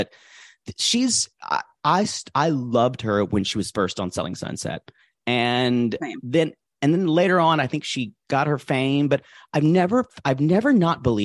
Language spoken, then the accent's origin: English; the South, United States; I grew up in the South